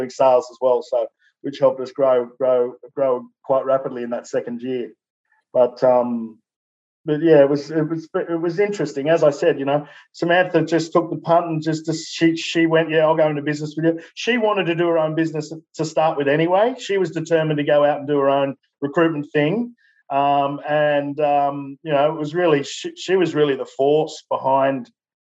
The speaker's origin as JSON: {"language": "English", "town": "Newcastle", "region": "New South Wales", "country": "Australia", "tie": "born or raised there", "said": "Newcastle, my hometown"}